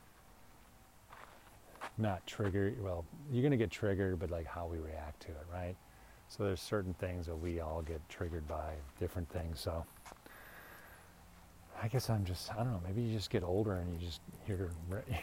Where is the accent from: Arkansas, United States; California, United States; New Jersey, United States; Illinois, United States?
Illinois, United States; Deerfield; now in Phoenix, United States; I'm from Chicago too